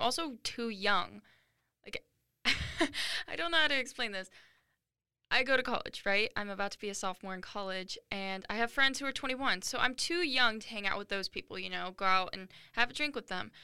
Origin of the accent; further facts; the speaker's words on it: Washington, United States; moved away as an adult; also born or lived in Arizona; I am a 19 year old girl who was born and raised in Washington, but I now go to college in Arizona